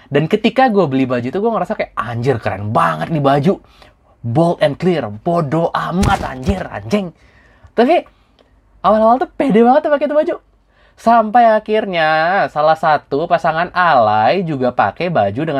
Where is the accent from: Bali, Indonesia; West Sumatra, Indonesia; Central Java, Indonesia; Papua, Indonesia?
West Sumatra, Indonesia; Padang; since gue orang Padang juga